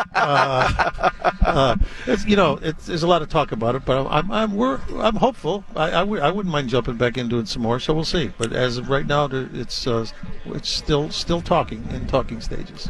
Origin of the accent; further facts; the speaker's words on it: Chicago, Illinois, United States; moved away; I grew up in Chicago